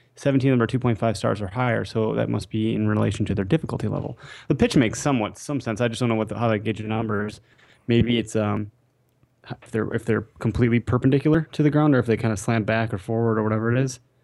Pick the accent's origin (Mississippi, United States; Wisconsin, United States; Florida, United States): Wisconsin, United States; we are from Wisconsin